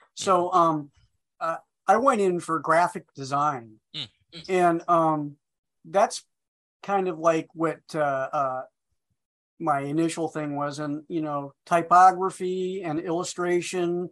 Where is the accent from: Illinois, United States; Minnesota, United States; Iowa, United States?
Iowa, United States; moved away as an adult; also born or lived in Minneapolis; I'm from Iowa.